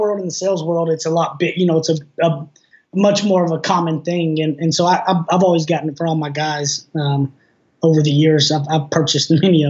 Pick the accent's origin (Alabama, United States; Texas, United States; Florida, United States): Texas, United States; East; I'm about as East Texan as they come. The slang is real.